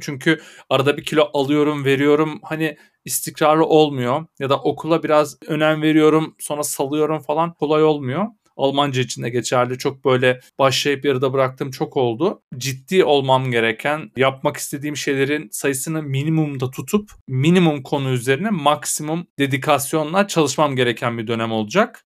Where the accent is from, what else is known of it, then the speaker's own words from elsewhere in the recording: Erzurum, Turkey; Bir memleketlim olarak bir Erzurumlu olarak